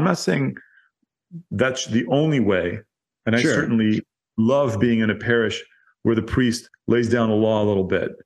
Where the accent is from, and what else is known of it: United States